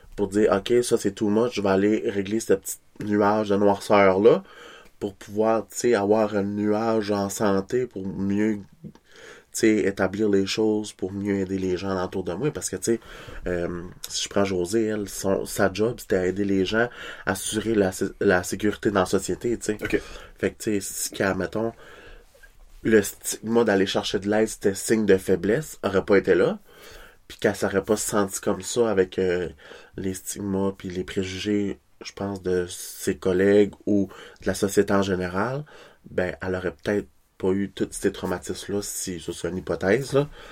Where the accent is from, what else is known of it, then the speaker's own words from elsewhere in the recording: Kedgewick, New Brunswick, Canada; accent: Québécois; moved away; je viens de Kedgewick, là, born and raised.